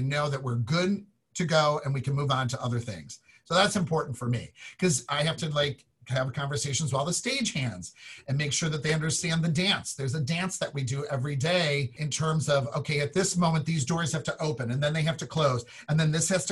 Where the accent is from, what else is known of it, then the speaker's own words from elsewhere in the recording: Chicago, Illinois, United States; moved away; I'm from Chicago